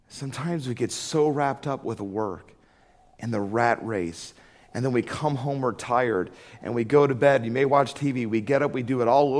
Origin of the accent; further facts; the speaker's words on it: Atlanta, Georgia, United States; I remember when I was 10, growing up in Atlanta